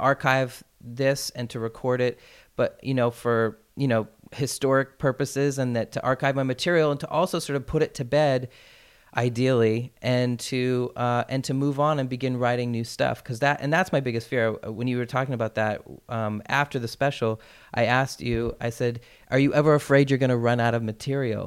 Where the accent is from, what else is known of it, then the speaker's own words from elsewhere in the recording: Portland, Maine, United States; moved away; I produced my comedy special in my hometown back in Portland, Maine